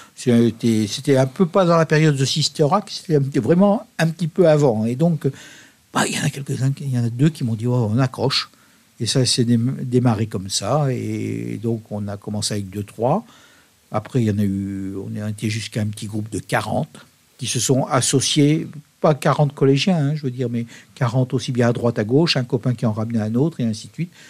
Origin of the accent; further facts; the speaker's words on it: France; also born or lived in Leffe, Belgium; now in Belgium; je suis français